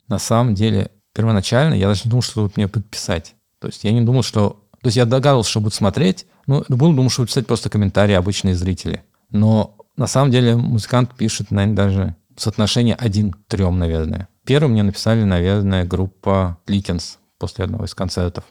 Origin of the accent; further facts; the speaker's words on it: Kazan, Tatarstan, Russia; хоть я здесь не родился, но это, в принципе, мой родной город. Я здесь вырос, провел почти большую часть своей жизни.